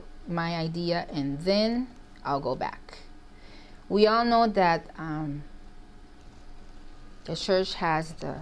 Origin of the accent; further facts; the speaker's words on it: Mexico; English is a second language; now in United States; I think that I've lived in the U.S. for years. I grew up in Central America in Mexico.